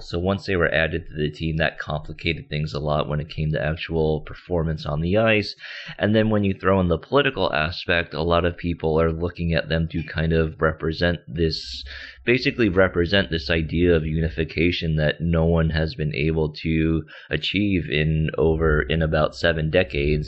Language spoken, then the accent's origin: English; United States; also born or lived in South Korea; I was born in South Korea and then adopted when I was about three months old. So, uh, majority of my life, I grew up in the States in the New York, New Jersey area